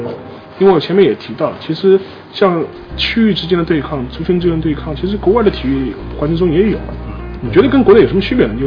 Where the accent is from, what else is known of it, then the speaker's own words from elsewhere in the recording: Shanghai, China; 因为我我是上海人了，因为我从小在这个城市长大，